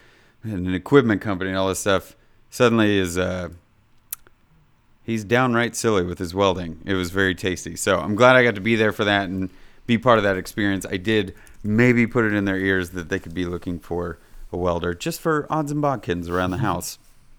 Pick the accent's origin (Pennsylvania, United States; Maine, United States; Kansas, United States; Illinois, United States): Kansas, United States; Kansas City; I am originally from Kansas City, Kansas, in a small little town